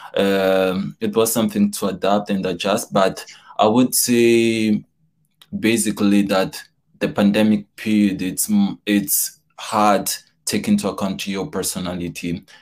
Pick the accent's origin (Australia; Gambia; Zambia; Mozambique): Mozambique; moved away as an adult; now in York, United Kingdom; I'm from Mozambique